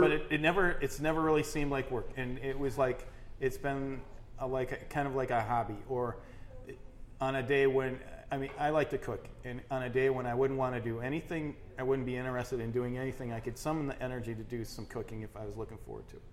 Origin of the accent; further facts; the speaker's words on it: Austin, Minnesota, United States; moved away as an adult; also born or lived in Crookston, Minnesota / Sioux Falls, South Dakota; growing up in Austin, Minnesota